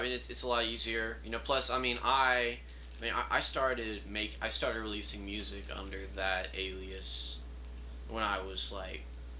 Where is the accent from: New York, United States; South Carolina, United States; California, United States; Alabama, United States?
Alabama, United States; Mobile; moved away; I'm from Mobile, Alabama.